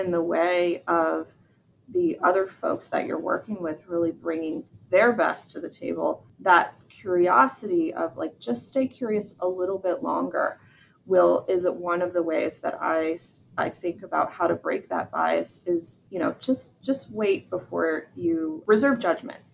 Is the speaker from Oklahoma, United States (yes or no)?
no; Georgia, United States; I'm from Georgia in the southern part of the United States.